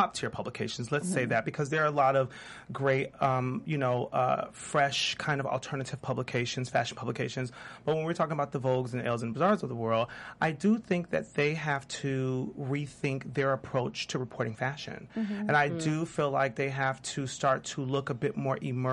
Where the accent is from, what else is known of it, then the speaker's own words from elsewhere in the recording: Chicago, Illinois, United States; moved away as an adult; also born or lived in New York; now in Los Angeles, United States; I'm a Chicago native